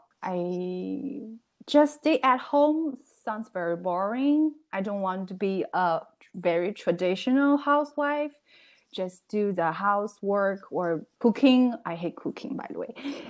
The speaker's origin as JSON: {"language": "English", "country": "China", "second_language": "English", "moved": "as an adult", "lives_now": "United States", "said": "I came from China, I know Chinese. I learned the Chinese culture when I was in college."}